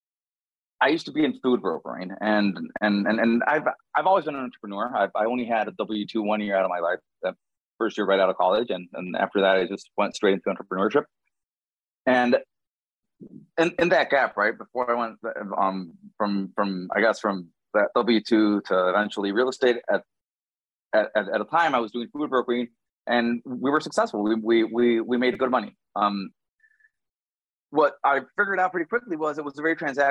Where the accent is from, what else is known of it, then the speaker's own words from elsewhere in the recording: Nicaragua; moved away as an adult; now in Miami, United States; When I was around about 6 years old, my family moved back to Nicaragua, so I did grow up down there.